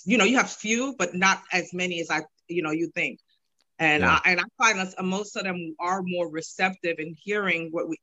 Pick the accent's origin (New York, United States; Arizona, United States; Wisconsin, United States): New York, United States; New York City; I'm from New York City